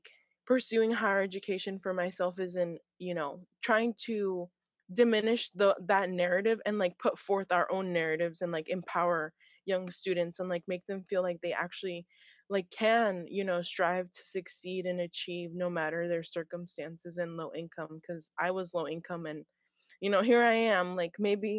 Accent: Hayward, California, United States; also born or lived in San Mateo, California; growing up in Hayward

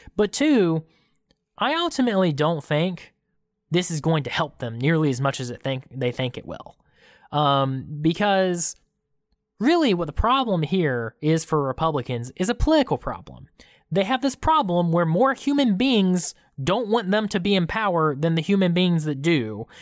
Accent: Georgia, United States; we're from Georgia.

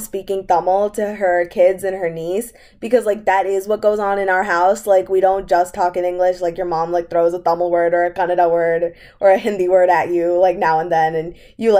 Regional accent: United States; we are American as much as we are Indian

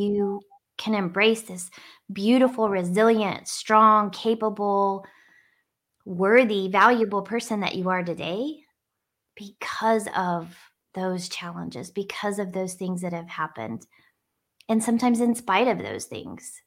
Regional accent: Northwest New Mexico, United States; growing up in New Mexico on an Indian reservation in a really diverse area

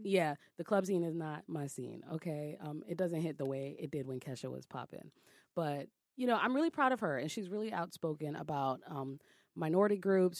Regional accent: New York City, New York, United States; I'm from Brooklyn

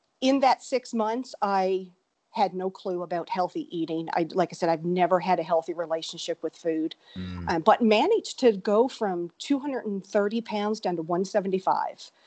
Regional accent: Newfoundland and Labrador, Canada; moved away as an adult; now in Austin, United States; I actually grew up in Newfoundland, Canada

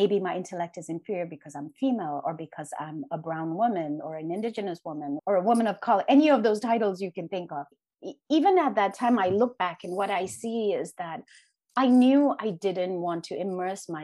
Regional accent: Sikkim, India; I was born in the Eastern Himalayas in a small place called Sikkim, which used to be a Buddhist kingdom

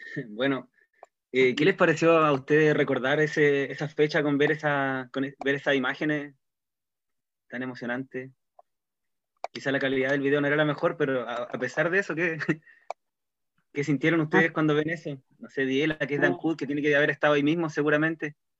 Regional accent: Castro, Los Lagos, Chile; now in Chonchi, Chile; Soy castreño de nacimiento, pero ahora estoy avecindado en este pueblito vecino.

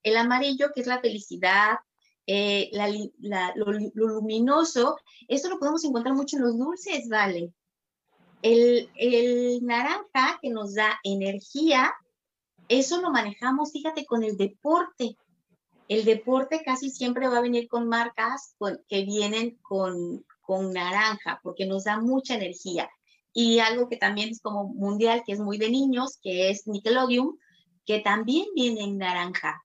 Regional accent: Tabasco, Mexico; yo soy de Tabasco, eh, Tabasco, México

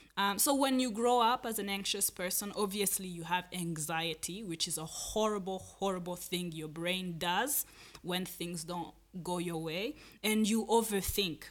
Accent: Rwanda; I grew up in Rwanda

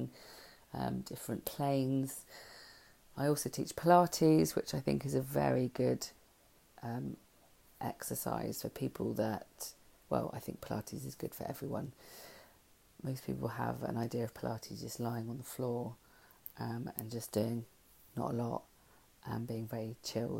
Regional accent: Langport, South West England, United Kingdom; my hometown, which is Langport

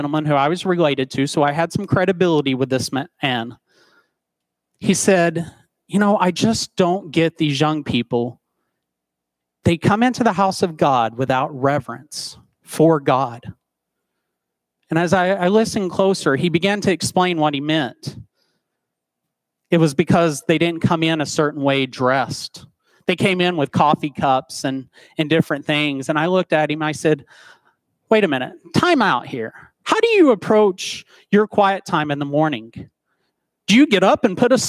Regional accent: Dayton, Tennessee, United States; moved away; my hometown of Dayton, Tennessee.

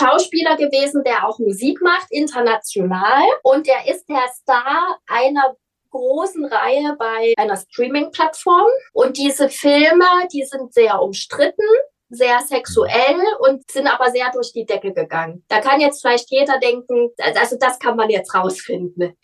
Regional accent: Leipzig, Saxony, Germany; accent: Saxon; also born or lived in Cologne; Leipzig ist meine Heimatstadt. Ich bin hier geboren.

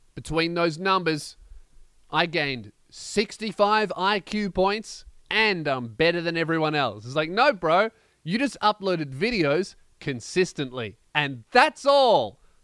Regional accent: Melbourne, Victoria, Australia; in Melbourne, my hometown

